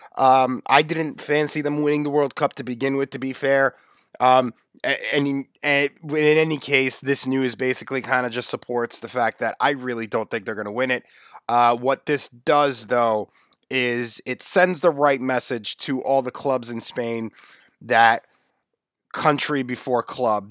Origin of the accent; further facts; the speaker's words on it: United States; also born or lived in New York; I'm an American